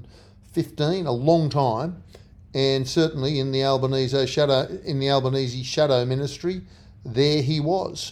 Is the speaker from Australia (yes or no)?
yes; Australia; We are Australians.